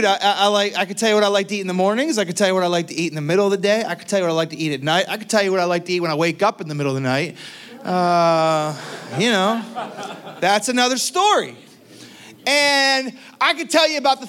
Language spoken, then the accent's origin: English; Pittsburgh, Pennsylvania, United States; moved away; I'm from the Pittsburgh, Pennsylvania region